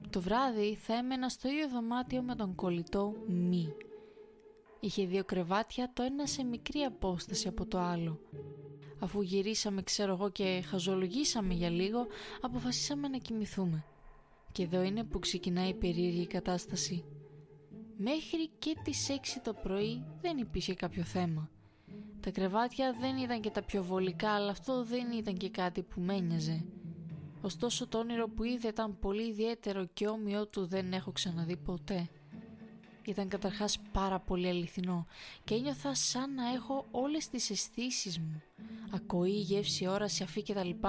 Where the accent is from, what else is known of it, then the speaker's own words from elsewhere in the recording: Thessaloniki, Central Macedonia, Greece; Εμεί είμαστε από Θεσσαλονίκη και βάσει σχεδίου θα κάναμε μια στάση στην Κόρινθο